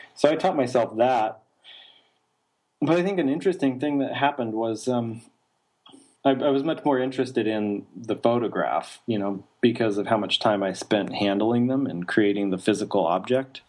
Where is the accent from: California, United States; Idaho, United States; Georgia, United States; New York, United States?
Idaho, United States; Idaho Falls; I was born in Idaho Falls, Idaho. That's where I grew up, small town in the southeastern side of the state